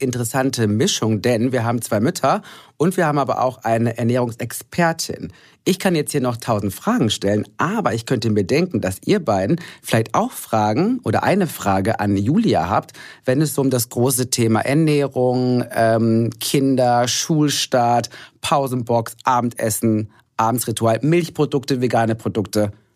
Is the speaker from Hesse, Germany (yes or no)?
no; Ruhr area, North Rhine-Westphalia, Germany; Ich komme aus dem Ruhrgebiet